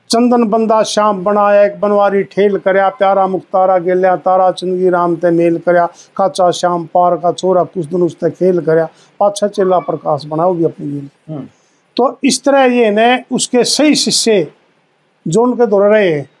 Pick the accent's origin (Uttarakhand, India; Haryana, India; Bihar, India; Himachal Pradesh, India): Haryana, India; Khanda village near Igra; मेरे गांव में एक निहाल धानक संघ ही होया करता खांडे